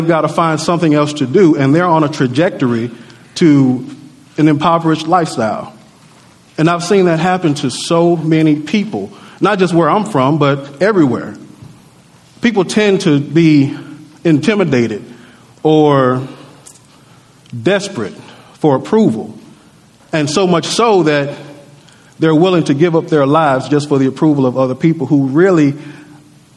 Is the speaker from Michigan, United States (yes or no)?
no; Natchez, Mississippi, United States; I remember coming up in Natchez. I'm from Natchez, Mississippi.